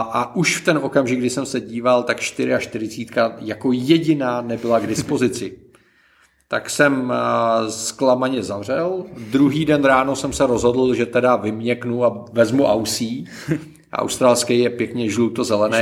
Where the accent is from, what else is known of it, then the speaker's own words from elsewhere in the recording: Czechia; my jsme jako Češi